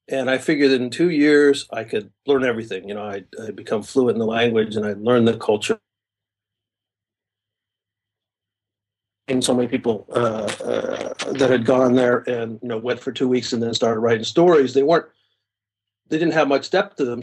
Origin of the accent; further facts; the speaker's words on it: California, United States; moved away as an adult; also born or lived in Ohio; now in Japan; my families are from California, so I grew up there